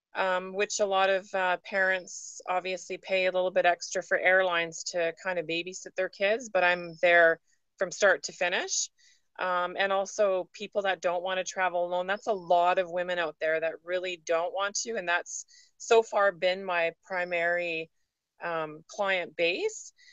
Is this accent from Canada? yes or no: yes; Vancouver Island, British Columbia, Canada; moved away as an adult; now in Vancouver, Canada; I was born and raised on Vancouver Island, so I'm an island girl at heart.